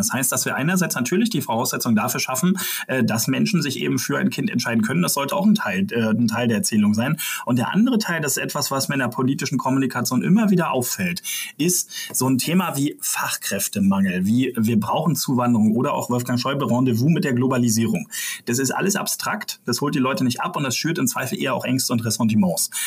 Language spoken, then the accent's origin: German; Brandenburg, Germany; das sage ich als Brandenburger